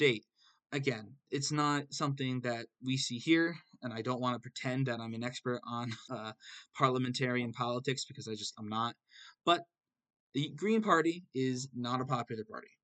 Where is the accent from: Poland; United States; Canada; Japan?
United States; I'm an American